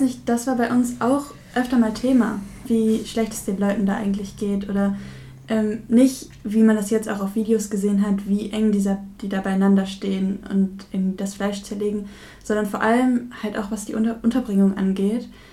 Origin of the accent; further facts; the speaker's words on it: Verl, North Rhine-Westphalia, Germany; ich komme ja selber aus dem Kreis Gütersloh, aus Ferl